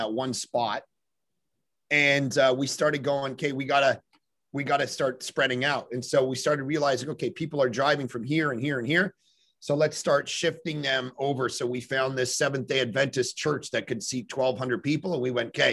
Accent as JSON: {"language": "English", "town": "Toronto", "region": "Ontario", "country": "Canada", "tie": "born or raised there", "moved": "yes", "lives_now": "Vancouver, Canada", "said": "I grew up in Toronto"}